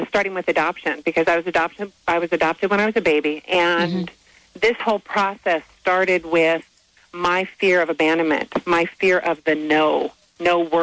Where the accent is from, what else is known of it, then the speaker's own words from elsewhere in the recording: Arizona, United States; I was born in Arizona